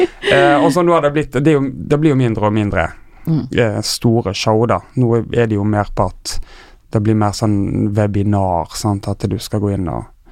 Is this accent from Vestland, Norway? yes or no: yes; Tysnes, Vestland, Norway; now in Oslo, Norway; Jeg er fra Tysnes, en lita øy utenfor Bergen